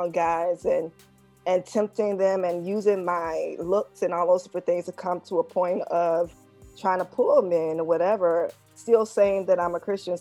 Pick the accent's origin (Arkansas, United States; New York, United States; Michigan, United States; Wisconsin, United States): Arkansas, United States; Poplar Grove; I'm from Poplar Grove, Arkansas, which is in the rural area of Phillips County, Arkansas, which is one of the poorest regions in Arkansas right now. And I grew up in that region.